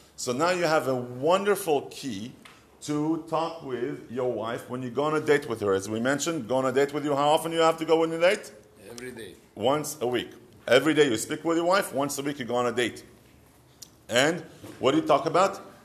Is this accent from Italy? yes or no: no; Israel; accent: Israeli; English is a second language; moved away; years of me trying to get rid of my Israeli accent